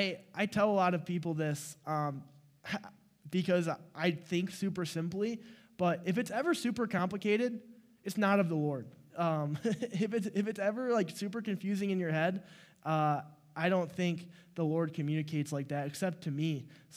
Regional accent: Clarkston, Michigan, United States; so I am from Clarkston, Michigan, which is 2 hours east, and I didn't really grow up in the church

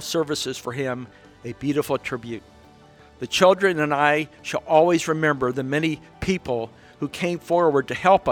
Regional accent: Atchison, Kansas, United States; I grew up in Atchison, that's where I was when I found out Kennedy had been killed.

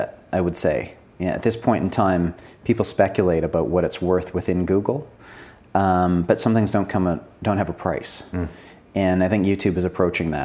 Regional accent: Canada; Being Canadian

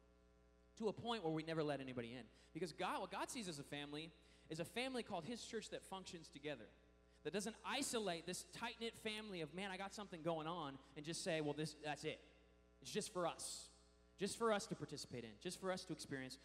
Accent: Washington, United States; Washington, my home state.

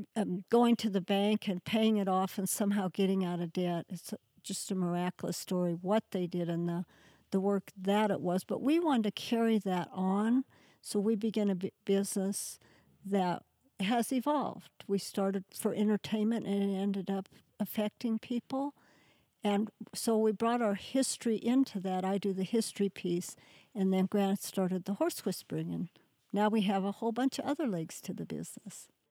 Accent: Jackson, Wyoming, United States; I grew up on the Diamond Cross Ranch

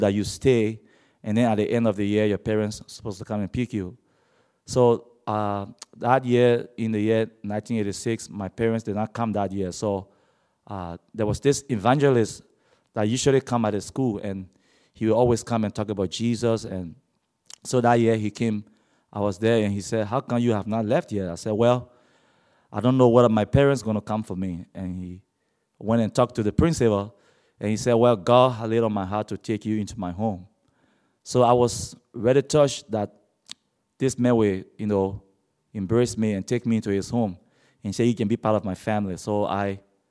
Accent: Liberia; also born or lived in Monrovia, Liberia; I come from Liberia, which is located on the west coast of Africa. I was born blind and was raised in a Muslim family

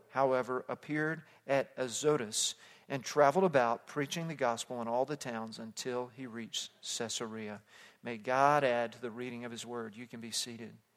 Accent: Fort Worth, Texas, United States; moved away as an adult; also born or lived in South Africa; Growing up in suburban Fort Worth, Texas

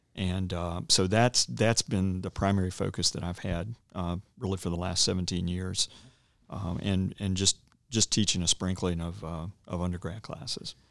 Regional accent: Roanoke, Virginia, United States; also born or lived in Dallas / Cedarville; I'm from the area. I grew up in Roanoke

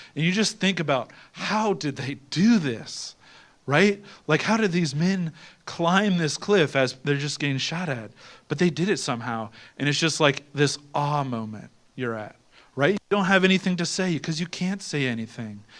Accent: Ohio, United States; I'm from Ohio.

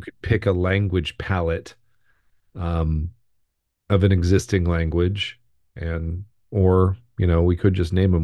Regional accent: United States; We're Americans.

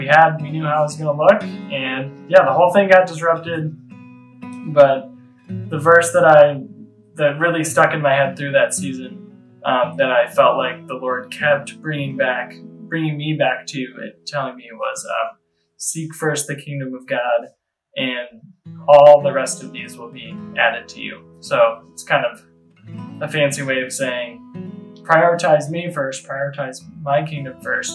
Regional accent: Michigan, United States; I grew up in Michigan, was born and raised in Michigan, went to the University of Michigan

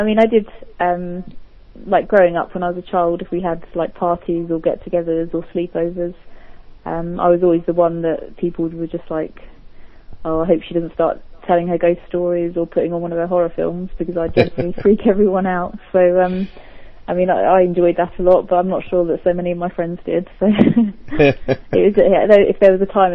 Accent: Milton Keynes, South East England, United Kingdom; moved away as an adult; now in Devon, United Kingdom; I lived originally in a place called Milton Keynes, which is just literally an hour from London

